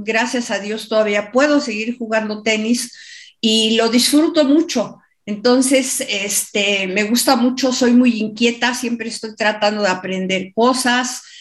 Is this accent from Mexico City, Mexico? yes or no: yes; Mexico City, Mexico; siempre he vivido en la Ciudad de México y en diferentes estados de la República.